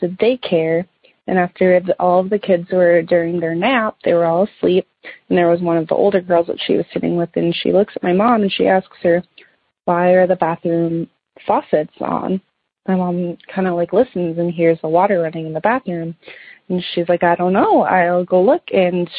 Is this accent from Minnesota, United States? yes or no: yes; Minnesota, United States; my parents bought our house that we grew up in Minnesota here in the early 90s